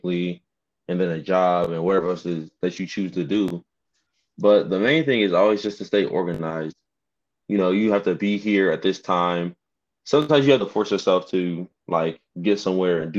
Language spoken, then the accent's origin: English; Decatur, Georgia, United States; also born or lived in Hampton, Virginia; I'm originally from Decatur, Georgia. I've returned home.